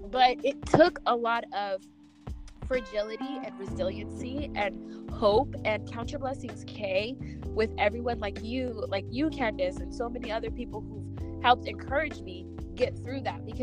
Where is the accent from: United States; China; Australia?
United States; New York; also born or lived in California; I say the tunnel because I'm, I'm a New Yorker